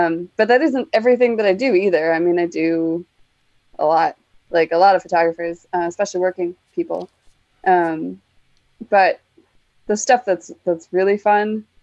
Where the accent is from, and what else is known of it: Canada; born or raised there